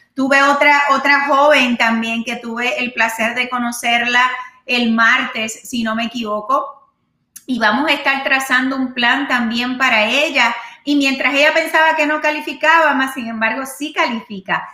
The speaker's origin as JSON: {"language": "Spanish", "country": "Puerto Rico", "moved": "yes", "said": "allá en mi isla de, encanto"}